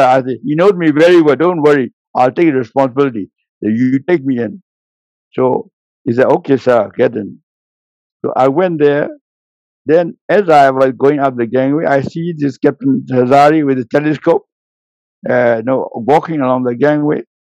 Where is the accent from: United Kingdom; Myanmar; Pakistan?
Myanmar; we were at last in the roll call who came from Burma